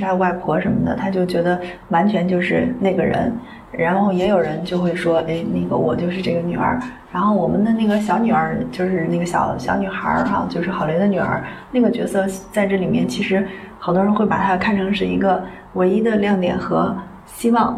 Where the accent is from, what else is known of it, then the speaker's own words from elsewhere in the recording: Xi'an, Shaanxi, China; 我自己在西安的家就是，就是我爸妈，就是我从小长大那房子就是这么大一个地儿